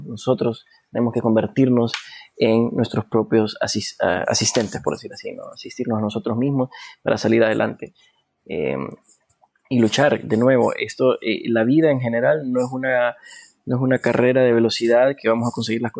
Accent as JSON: {"language": "Spanish", "country": "Honduras", "said": "Yo creo que nuestra responsabilidad, no solamente como hondureños, sino como seres humanos, es eh, apoyar a, otros"}